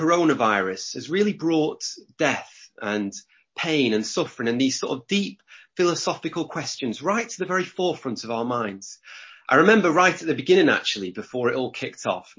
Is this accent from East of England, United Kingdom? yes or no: no; Lancashire, North West England, United Kingdom; I'm from Lancashire. We like to do things backwards here.